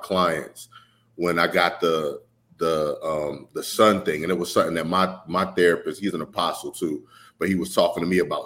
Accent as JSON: {"language": "English", "region": "New York", "country": "United States", "tie": "born or raised there", "also_born_or_lived": "North Carolina", "said": "I was born in North Carolina, but when my mom had me, we moved to New York."}